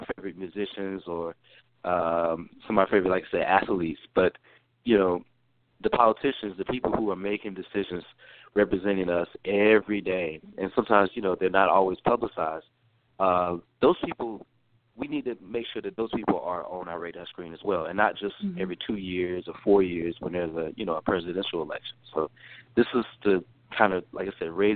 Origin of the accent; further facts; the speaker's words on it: North Carolina, United States; moved away as an adult; also born or lived in Atlanta, Georgia; now in Washington, D.C., United States; I am from the state of North Carolina originally, born and raised. However, I'm now a resident of Washington, D.C.